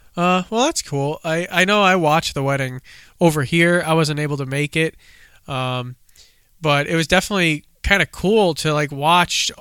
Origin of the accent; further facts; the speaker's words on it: United States; in thirty minutes from my home state